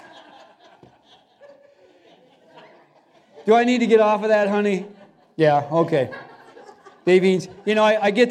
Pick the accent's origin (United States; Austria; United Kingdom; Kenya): United States; Cedarville; we were both born and raised in Cedarville, and grew up on the water